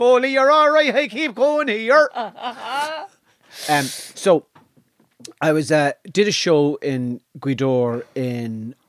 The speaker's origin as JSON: {"language": "English", "region": "Ulster", "country": "Ireland", "said": "I'm from Donegal."}